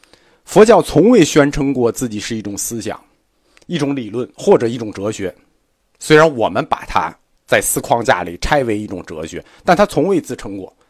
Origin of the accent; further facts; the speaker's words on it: China; 我们中国人此前并没有接触过组织化宗教，